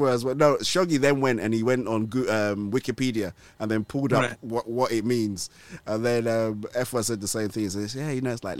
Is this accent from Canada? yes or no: no; Nigeria; So although I am Nigerian and this English accent sounds like I was, you know, I've never left these shores. I did grow up in Nigeria, believe it or not.